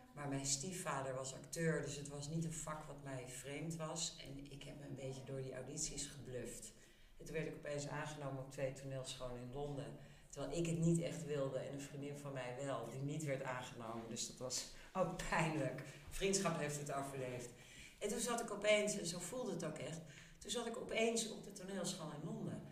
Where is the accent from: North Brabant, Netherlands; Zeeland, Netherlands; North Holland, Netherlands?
North Holland, Netherlands; Amsterdam; En ik ben in Amsterdam opgegroeid, rond de Nieuwmarktbuurt